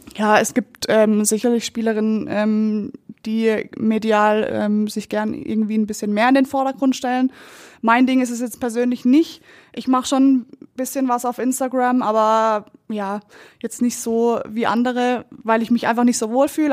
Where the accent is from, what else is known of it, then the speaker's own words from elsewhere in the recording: Kappel, Baden-Württemberg, Germany; moved away as an adult; now in Munich, Germany; mein Herz schlägt für Südbaden. Ähm, da ist meine Familie, da sind meine Freunde